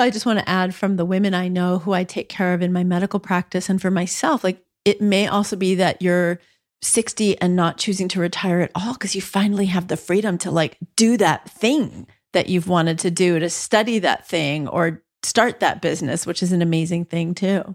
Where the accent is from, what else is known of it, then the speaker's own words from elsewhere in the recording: New York City, New York, United States; now in Massachusetts, United States; I was born in Spanish Harlem